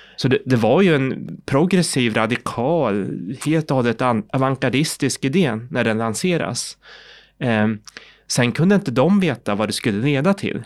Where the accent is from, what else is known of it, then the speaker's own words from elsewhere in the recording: Sweden; also born or lived in South Korea; Jag är adopterad från Sydkorea, jag kom till Sverige i början på 70-talet och då har jag ju helt och hållet gått i svensk skola